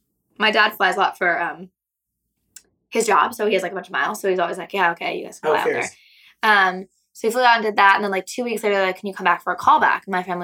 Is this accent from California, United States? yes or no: no; Seattle, Washington, United States; moved away; I'm from Seattle. I don't know if I said that, but I'm from Seattle. And so I was doing theater in Seattle for a long time.